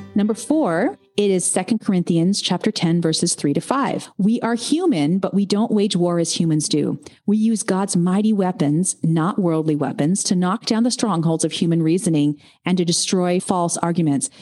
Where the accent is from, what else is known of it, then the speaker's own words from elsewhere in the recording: United States; also born or lived in Southern California; I am also an American